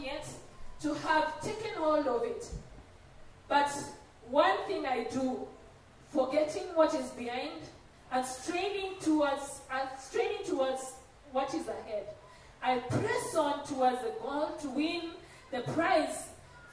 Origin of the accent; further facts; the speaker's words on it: Rift Valley, Kenya; I come from the Rift Valley